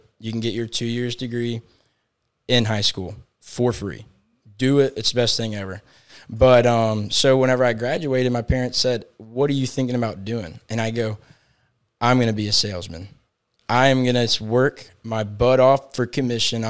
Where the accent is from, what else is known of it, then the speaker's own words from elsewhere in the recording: Winter Haven, Florida, United States; also born or lived in Tallahassee, Florida; I'm born and raised in Winter Haven